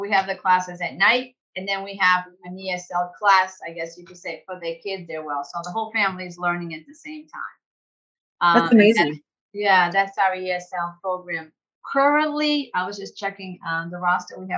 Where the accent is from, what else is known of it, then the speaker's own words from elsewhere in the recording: San Diego, California, United States; We have students from my hometown, San Diego.